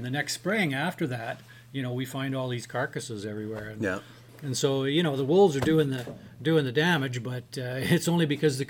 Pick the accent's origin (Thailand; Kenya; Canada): Canada; Chetwynd, British Columbia; I grew up in Chetwynd